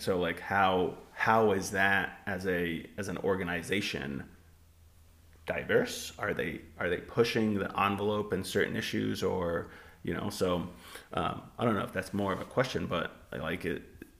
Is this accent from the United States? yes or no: yes; California, United States; when I grew up in Southern California, I thought it was very, very racially diverse